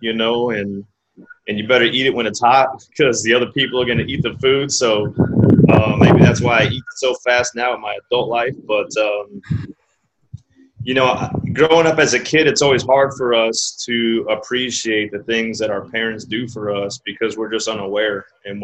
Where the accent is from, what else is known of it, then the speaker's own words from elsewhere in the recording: San Antonio, Texas, United States; I grew up in San Antonio. on the northeast side of town